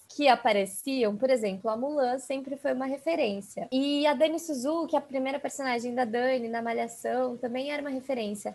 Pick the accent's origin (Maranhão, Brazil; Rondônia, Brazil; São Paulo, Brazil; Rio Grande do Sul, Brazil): São Paulo, Brazil; eu sou de São Paulo e São Paulo é uma cidade que tem muita, muita, muitas pessoas de descendência asiática, então já é uma cidade que eu não tô completamente sozinha ali. Uhum, uhum. É, e eu cresci ali no bairro da Aclimação